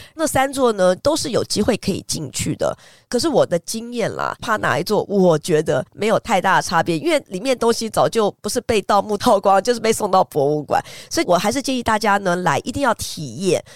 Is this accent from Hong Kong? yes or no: no; Taiwan; 我们台湾人在亚热带会觉得有点浓